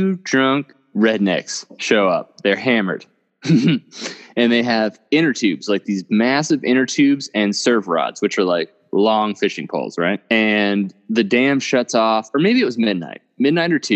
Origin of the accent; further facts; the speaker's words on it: Oklahoma, United States; Where Seth and I are from, we're both from Oklahoma